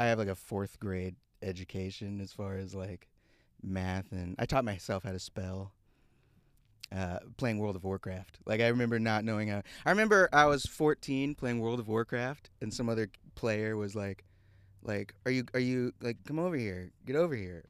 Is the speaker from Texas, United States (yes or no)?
yes; Houston, Texas, United States; moved away; I was raised in Houston